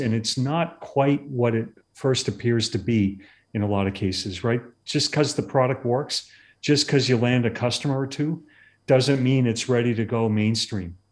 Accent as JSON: {"language": "English", "region": "Massachusetts", "country": "United States", "tie": "born or raised there", "moved": "yes", "lives_now": "California, United States", "said": "I grew up in Massachusetts"}